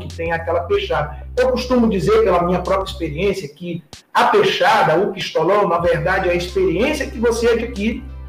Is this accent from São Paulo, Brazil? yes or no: no; São Luís, Maranhão, Brazil; moved away; also born or lived in Rio de Janeiro; eu sou natural de São Luís, embora 40 anos de Rio de Janeiro